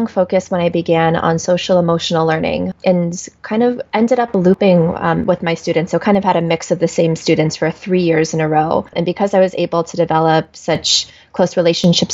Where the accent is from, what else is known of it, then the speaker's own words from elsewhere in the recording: Washington, District of Columbia, United States; also born or lived in South Korea; raised by a large white Jewish family in Washington, D.C., where I spent my entire childhood